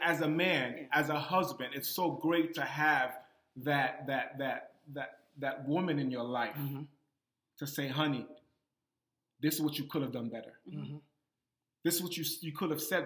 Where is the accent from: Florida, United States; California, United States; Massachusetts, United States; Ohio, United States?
Massachusetts, United States; Boston; I'm from Boston